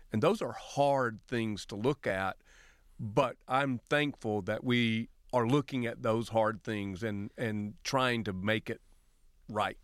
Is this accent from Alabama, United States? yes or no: yes; Lower Alabama, United States; moved away as an adult; also born or lived in Kenya / Tanzania / Uganda; I grew up in the Deep South. I say I'm from L A, which means Lower Alabama